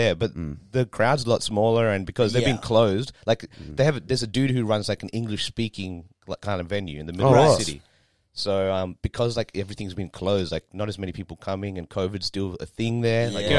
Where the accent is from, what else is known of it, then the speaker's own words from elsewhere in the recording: Australia; I'm fucking Australian. I was born here. I like to be Australian, right?